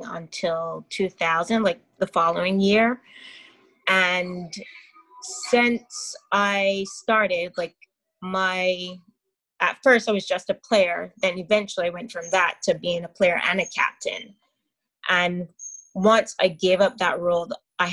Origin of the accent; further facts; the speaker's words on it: parish of St. George, Saint George, Barbados; moved away as an adult; also born or lived in Brooklyn, New York; now in New York, United States; I'm originally from Barbados in the small parish of St. George, right in the middle of the island. Currently, I'm living in New York, Brooklyn